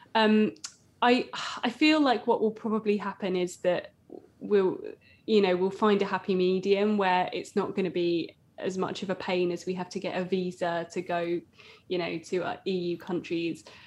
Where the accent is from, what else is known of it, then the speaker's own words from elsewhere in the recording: Essex, East of England, United Kingdom; I'm from Essex